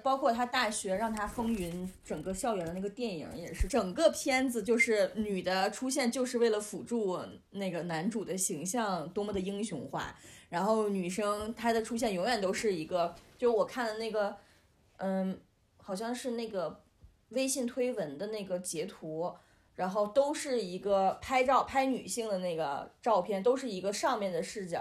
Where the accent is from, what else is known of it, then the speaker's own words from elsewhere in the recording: Northeast China, China; 我是东北人